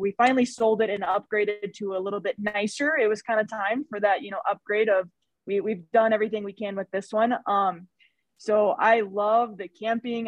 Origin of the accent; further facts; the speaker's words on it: Missouri, United States; now in Wyoming, United States; I was from Missouri